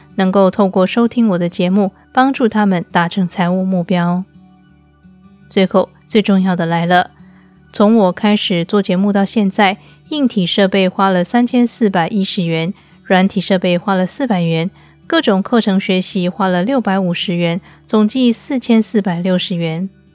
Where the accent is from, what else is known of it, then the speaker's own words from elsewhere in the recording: Taiwan; moved away as an adult; now in Istanbul, Turkey; 我是一个台湾人，在二零一六年的时候，带着我的两只猫咪嫁到土耳其的伊斯坦堡